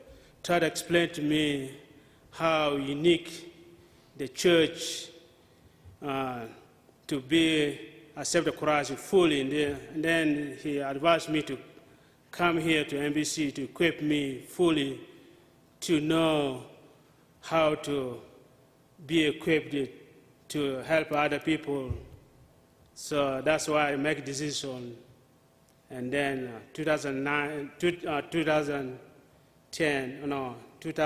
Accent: South Sudan; now in United States; I'm from the former called Sudan, but now they're divided into two. They're called now Republic of Southern Sudan

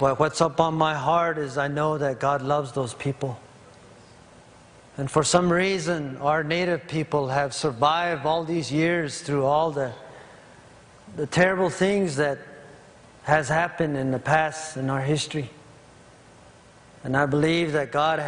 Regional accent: Navajo Nation, United States; I come from the Diné, the Navajo Nation

